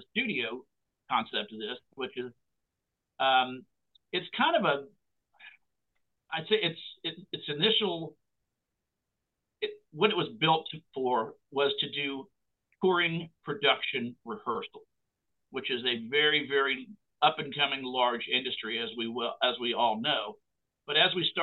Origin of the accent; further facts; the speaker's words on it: Cherry Point, North Carolina, United States; moved away; also born or lived in Nashville; as a young boy growing up in Cherry Point